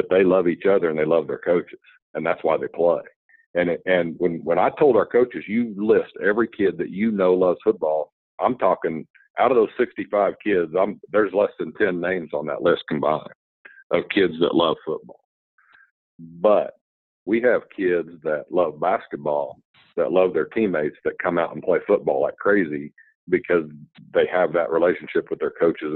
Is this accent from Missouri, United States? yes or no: yes; Lamar, Missouri, United States; also born or lived in Kirksville, Missouri; Lamar's my hometown. I have 7 sisters and 4 brothers